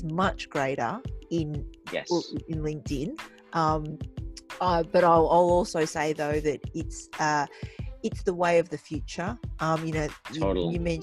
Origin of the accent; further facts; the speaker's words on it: Australia; growing up in Australia with an Asian background